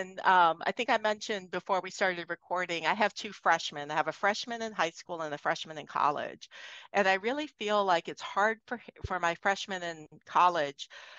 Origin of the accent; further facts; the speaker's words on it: East Coast, United States; I'm from the East Coast. So I was out in Boston.